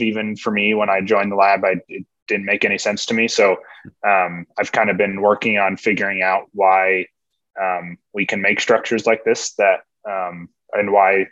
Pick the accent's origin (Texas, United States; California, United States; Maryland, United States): California, United States; moved away as an adult; also born or lived in Washington State; now in Washington, United States; I grew up in California. I came to Washington State for my undergrads